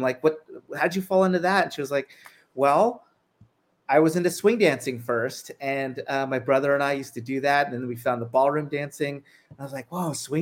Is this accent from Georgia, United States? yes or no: no; El Paso, Texas, United States; I grew up in El Paso, Texas